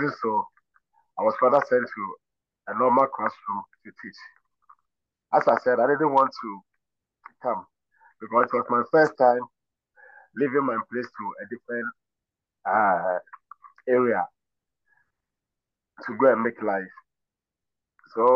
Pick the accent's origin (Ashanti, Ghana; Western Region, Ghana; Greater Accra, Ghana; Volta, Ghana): Ashanti, Ghana; Kumasi; also born or lived in Sekedumase; I'm from Kumasi. I was raised up in Kumasi in the Ashanti region